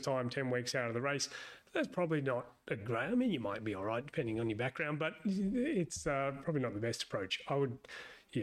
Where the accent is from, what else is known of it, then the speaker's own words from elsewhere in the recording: Sydney, New South Wales, Australia; moved away as an adult; also born or lived in Hobart, Australia; now in United States; I'm from Sydney originally